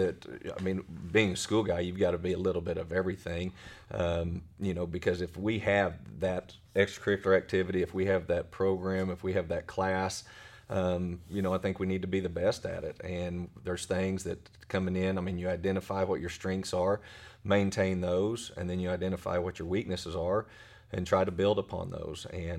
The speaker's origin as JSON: {"language": "English", "town": "Weatherford", "region": "Oklahoma", "country": "United States", "tie": "born there", "also_born_or_lived": "Blanchard / Tecumseh / Elk City / Wichita", "said": "So I was born in Weatherford. Then my dad was a high school football coach. And we've lived in Blanchard, Tecumseh, Elk City."}